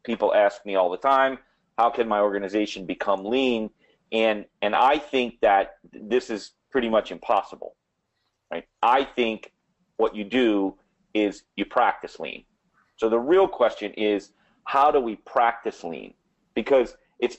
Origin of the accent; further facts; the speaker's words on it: New Orleans, Louisiana, United States; accent: New Orleans; my New Orleans accent